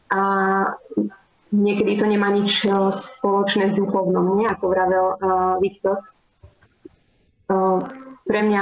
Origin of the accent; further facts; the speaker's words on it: Krompachy, Košice Region, Slovakia; moved away as an adult; now in Spain; pochádzam eh, z Krompa, z východného Slovenska.